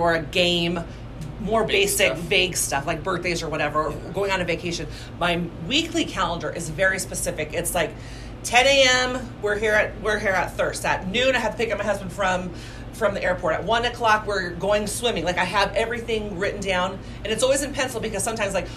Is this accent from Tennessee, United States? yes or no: no; Santa Barbara, California, United States; moved away as an adult; also born or lived in Arizona; now in Salt Lake City, United States; I was born and raised in Santa Barbara